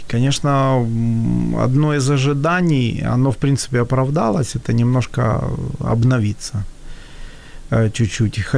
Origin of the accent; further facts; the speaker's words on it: Kyiv, Ukraine; moved away as an adult; я все-таки э, всю жизнь родился и вырос в Киеве, и у меня сформировался менталитет, и я же уже не молод. То есть я уже туда поехал в 45.